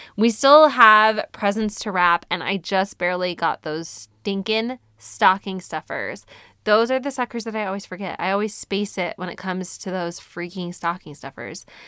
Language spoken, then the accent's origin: English; United States; we citizens of the good old U S